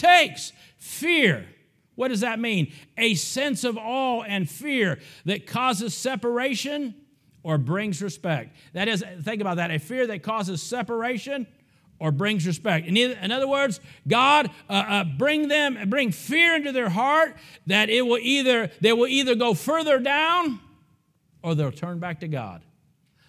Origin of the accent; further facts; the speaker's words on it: Ohio, United States; a little nobody from some little town in the great state of Ohio